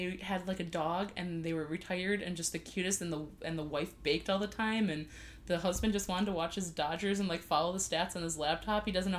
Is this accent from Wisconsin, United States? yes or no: yes; Wisconsin, United States; I am from Wisconsin. I wear shorts and blizzards.